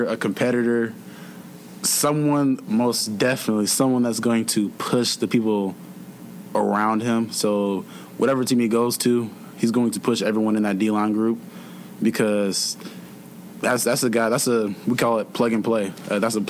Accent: Atlanta, Georgia, United States; moved away; I'm from Atlanta

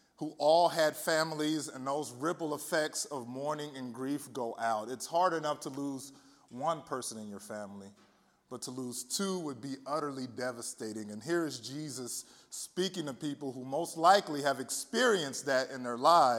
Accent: Southern California, United States; moved away as an adult; now in Chicago, United States; I was born and raised in Southern California

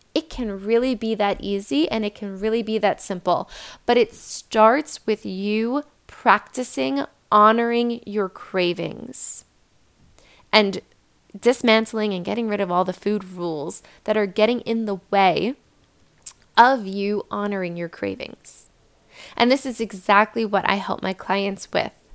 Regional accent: New York, United States; I'm from New York

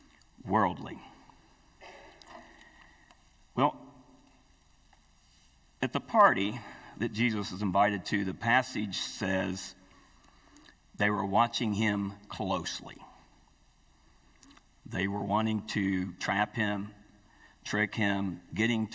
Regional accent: Appalachia, United States; I grew up in Appalachia

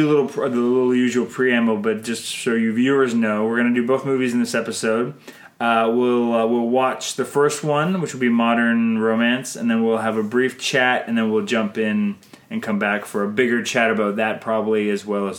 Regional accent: Canada

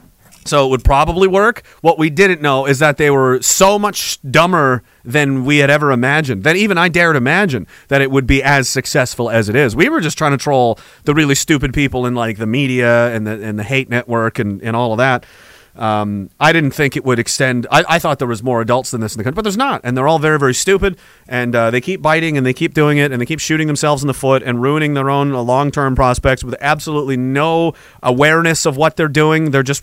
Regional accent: Nova Scotia, Canada; Short long since I grew up in Nova Scotia. I learned about Louis Riel in school.

